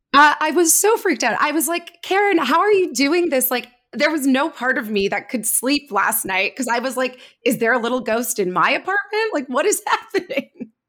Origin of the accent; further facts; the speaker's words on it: Canada; I'm Canadian, so we are part of the Commonwealth